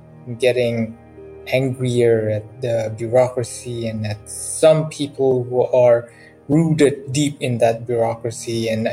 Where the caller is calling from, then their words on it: Dakar, Senegal; I'm calling from Dakar, Senegal.